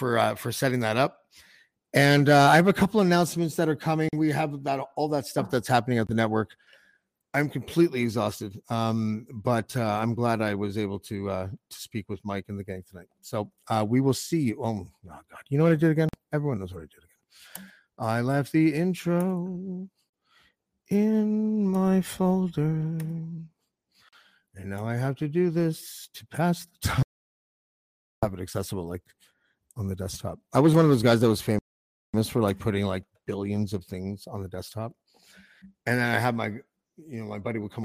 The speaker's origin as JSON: {"language": "English", "country": "Canada", "said": "I'm a Canadian"}